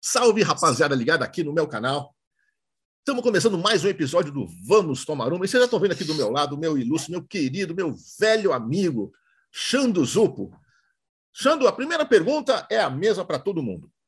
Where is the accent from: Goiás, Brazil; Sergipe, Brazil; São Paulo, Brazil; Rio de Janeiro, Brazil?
São Paulo, Brazil; moved away; Não moro mais em São Paulo, mas sou paulistano, sim.